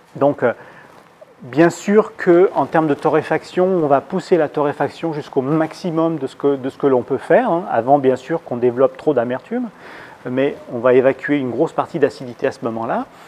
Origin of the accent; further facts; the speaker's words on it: Lyon, Auvergne-Rhône-Alpes, France; now in Île-de-France, France; je suis lyonnais, dans la région lyonnaise